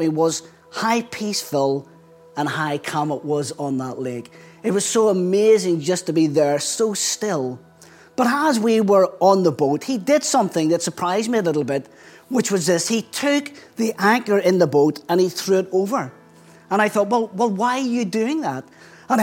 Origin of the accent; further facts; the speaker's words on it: Belfast, Northern Ireland, United Kingdom; accent: Belfast; moved away as an adult; now in England; I still carry a very strong Belfast accent, which is where I grew up.